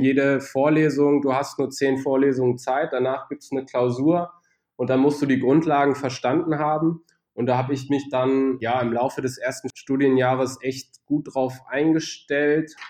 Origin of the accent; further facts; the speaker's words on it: Braunschweig, Lower Saxony, Germany; moved away as an adult; also born or lived in Bad Homburg / Düsseldorf; Braunschweig auch meine Heimatstadt ist